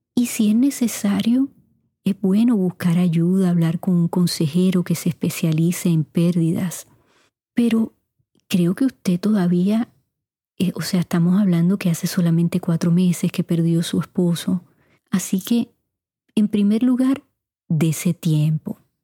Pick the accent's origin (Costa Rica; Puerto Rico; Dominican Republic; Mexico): Puerto Rico; moved away as an adult; also born or lived in Cuba (parents); now in United States; mis padres son cubanos y pasé 18 años en Puerto Rico. Claro, ya llevo más años en los Estados Unidos